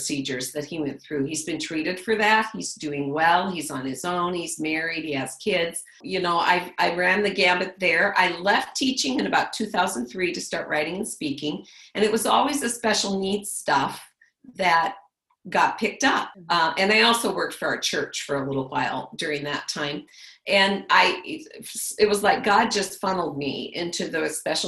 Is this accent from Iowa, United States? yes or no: yes; Le Mars, Iowa, United States; I grew up in Lamar's, Iowa